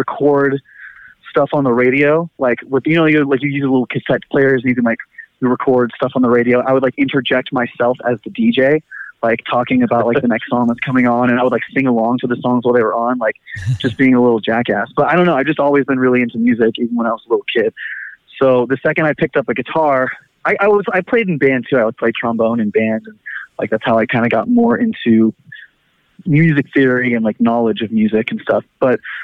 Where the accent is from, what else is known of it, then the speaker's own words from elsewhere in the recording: Fremont, California, United States; Ian and I grew up in Fremont together